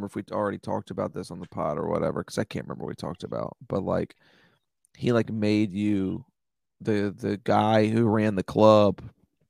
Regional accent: Washington, District of Columbia, United States; moved away; And I was like, DC.

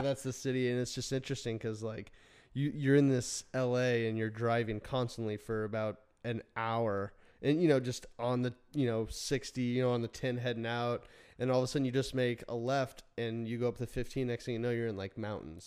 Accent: Phoenix, Arizona, United States; moved away; also born or lived in Burbank, California; we grew up in Phoenix

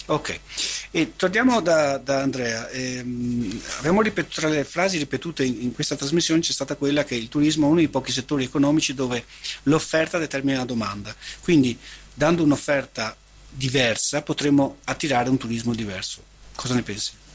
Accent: Venice, Veneto, Italy; crescendo a Venezia l'abbiamo avvertita questa appartenenza

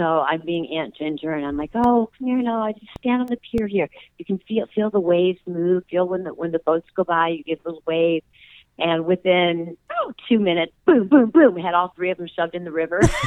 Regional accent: Rockford, Illinois, United States; moved away; I don't disown Rockford or have anything negative to say about it. It will always be my hometown

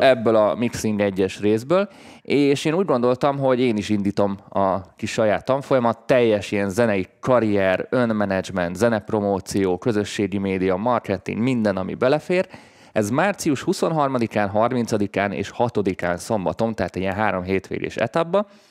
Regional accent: Hungary; magyarként, mi egy handicapből indulunk földrajzilag

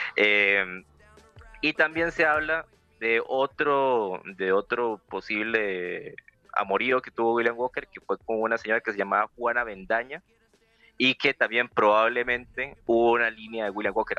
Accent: Costa Rica; acá en Costa Rica sabemos

